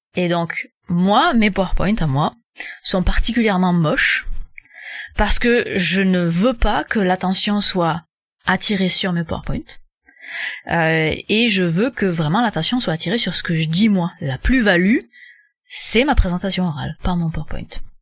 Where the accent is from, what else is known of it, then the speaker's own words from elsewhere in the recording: France; moved away as an adult; now in Quebec, Canada; je suis française mais j'habite au Québec